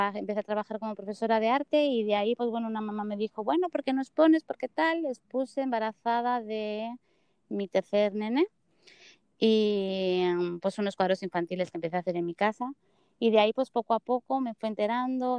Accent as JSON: {"language": "Spanish", "country": "Spain", "moved": "yes", "lives_now": "United States", "said": "adoro España y, mi tierra"}